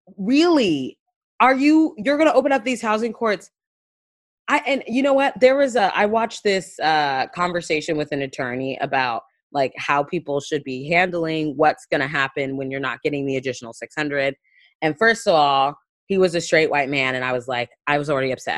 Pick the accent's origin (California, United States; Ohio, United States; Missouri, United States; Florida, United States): Florida, United States; Panama City; I'm from the Florida Panhandle, which is Lower Alabama, Lower K K K taint. Like, it's, that's what it is. I'm from Panama City